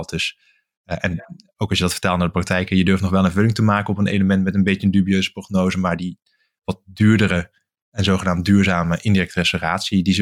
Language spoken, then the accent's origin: Dutch; Limburg, Netherlands; now in Groningen, Netherlands; Ik ben eigenlijk na mijn studie blijven hangen eh, in Groningen. Ik kom oorspronkelijk uit Limburg, dus ik ben ook een beetje uit de route geraakt.